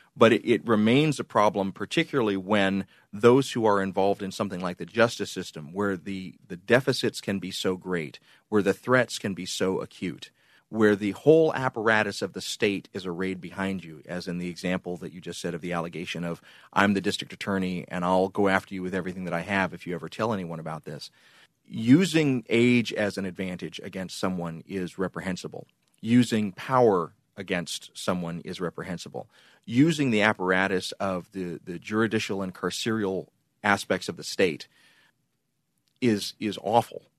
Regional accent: border of Georgia and Alabama, Deep South, United States; I grew up basically on the border of Georgia and Alabama

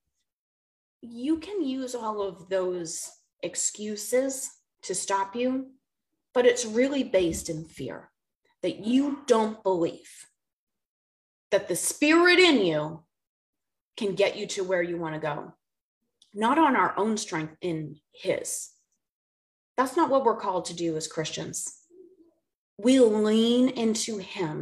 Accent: Boston, Massachusetts, United States; moved away as an adult; also born or lived in the South (US); now in the South, United States; I'm from Boston

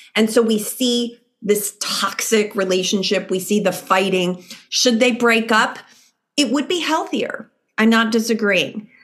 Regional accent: Chicago, Illinois, United States; moved away; I'm from Chicago originally

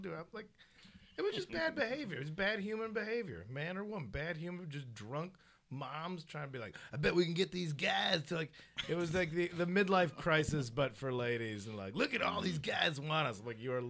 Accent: Addison, Illinois, United States; moved away as an adult; now in Los Angeles, United States; Chicago. Just outside. I'm the burbs, but I, you know, you gotta play in the city.

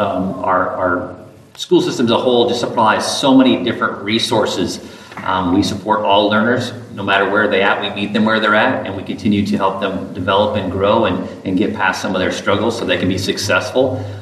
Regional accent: Northeast Iowa, United States; also born or lived in Marengo, Iowa; I grew up in Northeast Iowa.

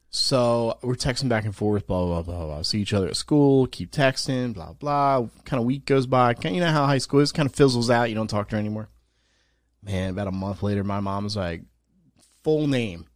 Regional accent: New Jersey, United States; moved away; I'm from New Jersey, I don't live there now

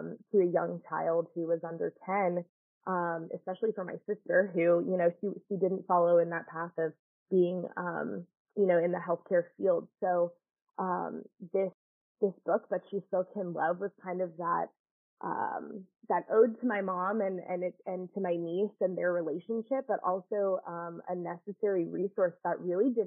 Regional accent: Georgia, United States; I'm from Georgia

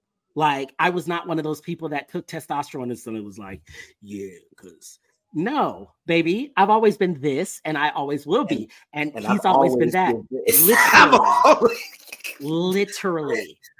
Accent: Florida, United States; now in Texas; I grew up in Florida. I forgot. You lived in South Florida. I grew up in South Florida.

